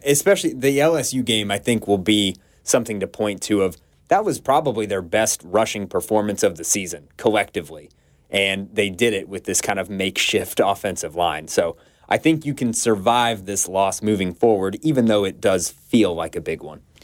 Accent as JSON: {"language": "English", "town": "Atlanta", "region": "Georgia", "country": "United States", "tie": "born or raised there", "moved": "yes", "said": "work in my hometown of Atlanta and be close to my family"}